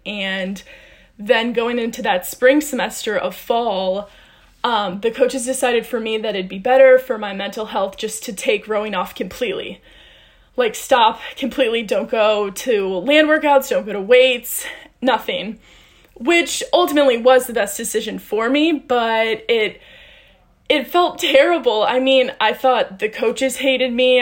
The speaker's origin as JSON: {"language": "English", "town": "St. Louis", "region": "Missouri", "country": "United States", "moved": "as an adult", "said": "I was recruited here from St. Louis, Missouri."}